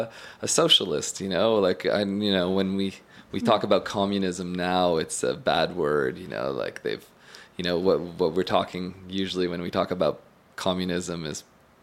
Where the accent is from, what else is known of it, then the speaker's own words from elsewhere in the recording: Eastern Townships, Quebec, Canada; I grew up born and bred in the Eastern Townships